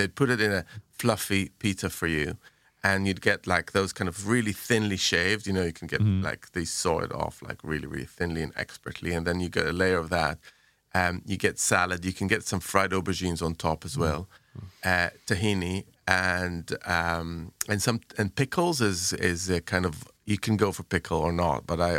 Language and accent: English; Jerusalem, Jerusalem District, Israel; So when I was growing up in Jerusalem, we used to go to, there was a bunch of places